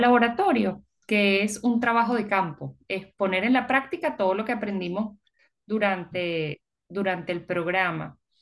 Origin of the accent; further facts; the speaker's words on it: Venezuela; moved away; also born or lived in United States / Peru / Puerto Rico; nosotros cuando salimos de Venezuela